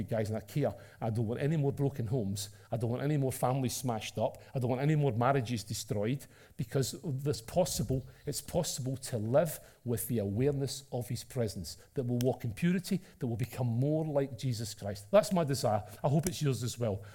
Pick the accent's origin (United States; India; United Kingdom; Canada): United Kingdom; Scotland; accent: Scottish (Taggart-style)